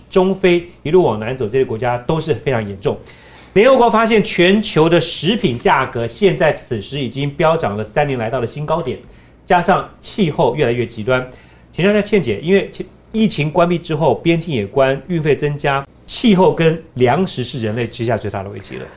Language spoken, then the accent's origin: Chinese; Taiwan; 我们自己台湾